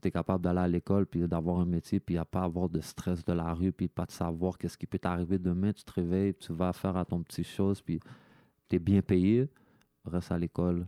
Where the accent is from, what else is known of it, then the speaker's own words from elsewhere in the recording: Quebec, Canada; moi, je suis québécois, je m'associe au Québécois